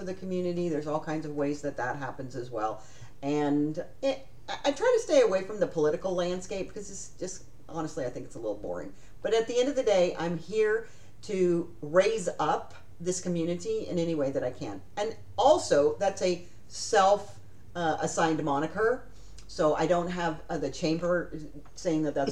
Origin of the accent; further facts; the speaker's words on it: Covina, California, United States; moved away as an adult; now in Wichita Falls, United States; I was born and raised in California.